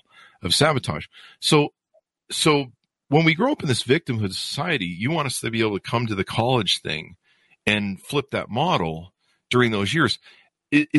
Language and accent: English; United States; Growing up in America